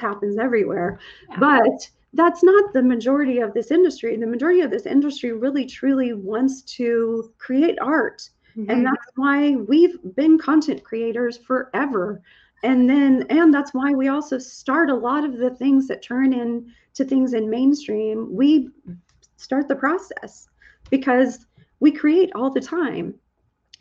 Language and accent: English; Texas, United States; I'm from Texas.